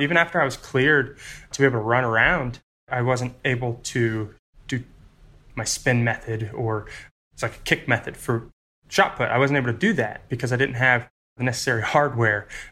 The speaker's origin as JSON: {"language": "English", "region": "North Carolina", "country": "United States", "tie": "born or raised there", "also_born_or_lived": "Florida", "moved": "yes", "lives_now": "Roanoke, United States", "said": "So, I was born in Florida and I moved to North Carolina when I was about six, and so for most of my life, it was just my mom and me"}